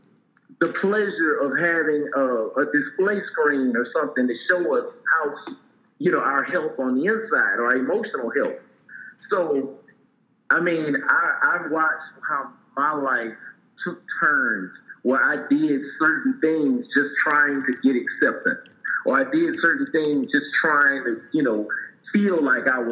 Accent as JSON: {"language": "English", "town": "Port Arthur", "region": "Texas", "country": "United States", "tie": "born or raised there", "said": "my life growing up in Port Arthur, Texas"}